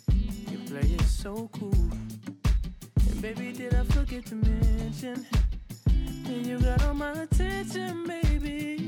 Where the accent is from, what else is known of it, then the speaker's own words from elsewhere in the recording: Texas, United States; Mm-mm, I'm not from Dallas.